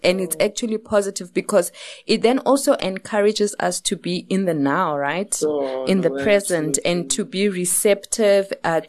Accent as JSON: {"language": "English", "town": "Kimberley", "region": "Northern Cape", "country": "South Africa", "tie": "born or raised there", "moved": "yes", "lives_now": "Johannesburg, South Africa", "said": "I'm from Kimberley. So I grew up in Kimberley and I came to Johannesburg much later on in my life."}